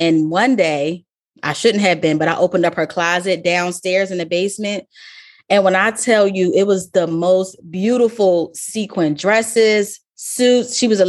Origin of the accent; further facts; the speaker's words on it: Baltimore, Maryland, United States; I grew up in Baltimore, even though I said a bunch of different places where I've been, but most of, I claim Baltimore as my home.